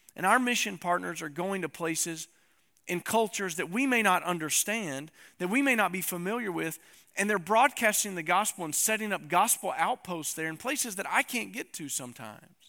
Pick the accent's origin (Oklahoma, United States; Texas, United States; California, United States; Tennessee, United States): Tennessee, United States; East; I'm from East Tennessee